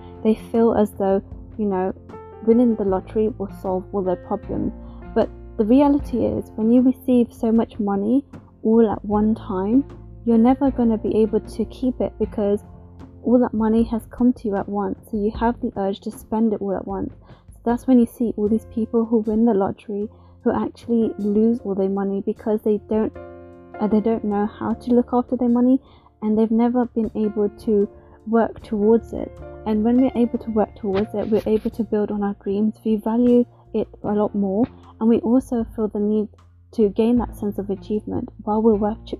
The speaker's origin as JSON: {"language": "English", "country": "India", "said": "because as a woman, especially being Indian, I would have never thought that I would enjoy actually working in a male-dominated industry."}